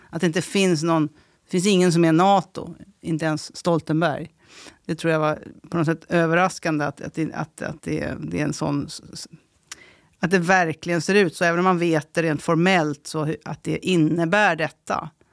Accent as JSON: {"language": "Swedish", "town": "Stockholm", "region": "Stockholm County", "country": "Sweden", "tie": "born or raised there", "also_born_or_lived": "Värmland", "said": "Men jag är också uppväxt i Tensta så jag känner platsen"}